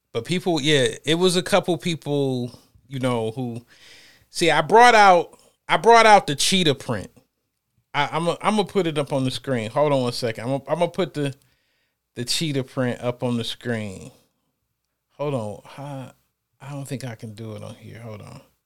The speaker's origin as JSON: {"language": "English", "region": "Ohio", "country": "United States", "moved": "yes", "said": "I'm from Ohio"}